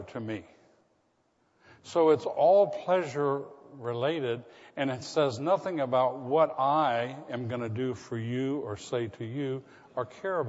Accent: the South, United States; I was from the South

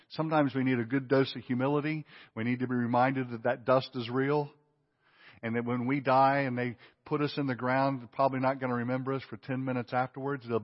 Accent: Mississippi, United States; now in Lake Oconee, United States; I came from the Mississippi Delta to Lake Oconee, Mississippi, or uh, Georgia, okay? The Mississippi Delta.

